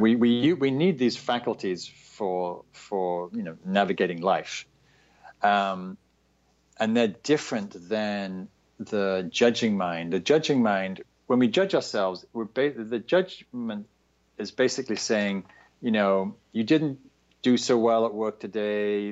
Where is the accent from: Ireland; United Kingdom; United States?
United Kingdom; the north of England; moved away; also born or lived in London; I'm from England. I grew up in Northern England.